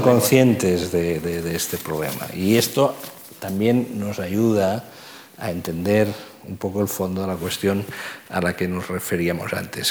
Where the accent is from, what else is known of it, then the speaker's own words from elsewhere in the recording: Catalonia, Spain; accent: Catalan; first language Catalan; Spanish is a second language; por mi acento, ¿no? yo soy catalán, hijo de familia catalana